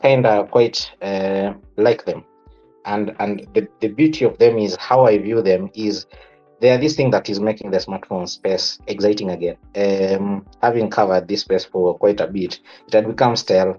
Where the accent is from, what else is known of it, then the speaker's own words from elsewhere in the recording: Kenya; our Kenyan society